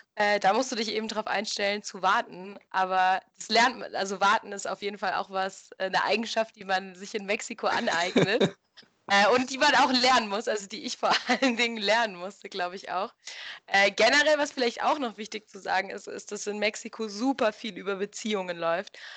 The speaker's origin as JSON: {"language": "German", "country": "Germany", "moved": "as an adult", "lives_now": "Mexico", "said": "als Deutscher"}